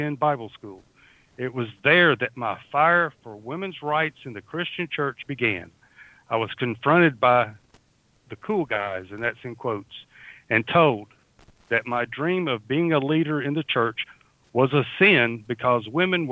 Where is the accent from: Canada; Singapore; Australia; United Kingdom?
Australia; also born or lived in southern United States; now in United States; I am from down under. If people haven't already figured out, I am from down under. I live in southern portion of the United States, but sometimes my dialect and my accent overwhelms my tongue